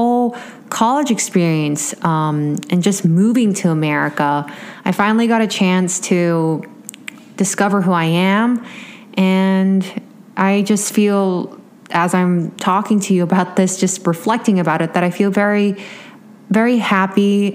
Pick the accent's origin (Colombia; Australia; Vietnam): Vietnam; moved away as an adult; now in Los Angeles, United States; growing up in Vietnam